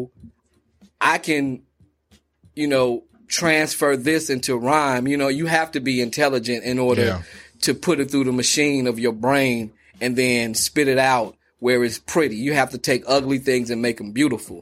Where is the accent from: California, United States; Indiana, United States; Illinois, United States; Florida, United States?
Illinois, United States; Chicago; I'm from the South Side, Wild Hunnets.